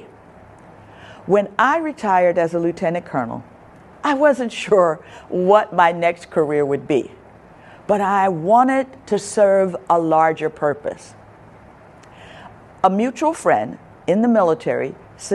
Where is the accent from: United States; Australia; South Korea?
United States; Chester, Pennsylvania; moved away; I was born and raised in Chester, Pennsylvania, which is 20 minutes from Philadelphia